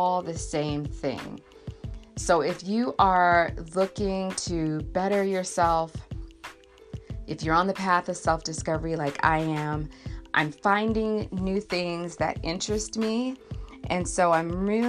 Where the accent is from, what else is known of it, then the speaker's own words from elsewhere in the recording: Southern California, United States; I'm born and raised in Southern California